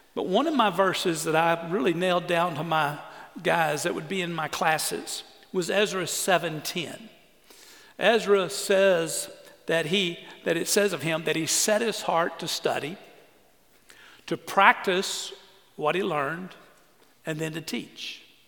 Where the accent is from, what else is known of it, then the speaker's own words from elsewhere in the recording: Orange, Texas, United States; I grew up on the Sabine River, Orange, Texas